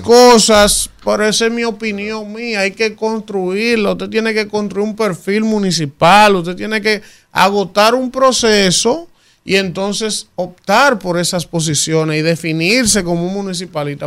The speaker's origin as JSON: {"language": "Spanish", "country": "Dominican Republic", "said": "Yo soy más dominicano que cualquiera"}